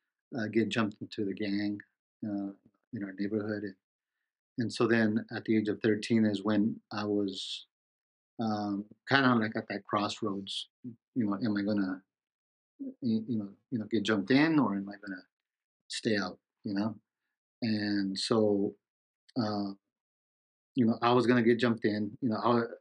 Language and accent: English; Los Angeles, California, United States; I was born and raised in Los Angeles